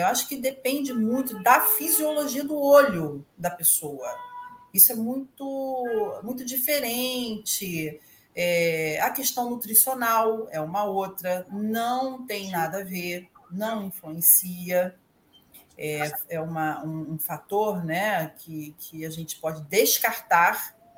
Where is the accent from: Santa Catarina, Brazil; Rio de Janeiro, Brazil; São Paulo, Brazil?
Rio de Janeiro, Brazil; Niterói; now in Rio de Janeiro, Brazil; sou de Niterói também, mas atualmente eu moro aqui na cidade do Rio.